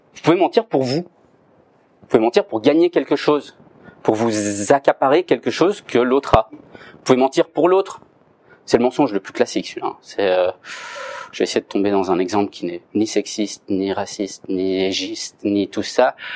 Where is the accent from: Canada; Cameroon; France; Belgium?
Belgium; Je suis belge, j'habite en Belgique, mais j'étudie à Paris